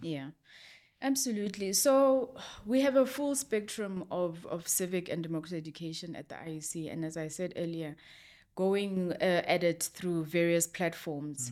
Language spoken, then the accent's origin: English; South Africa; I'm a South African citizen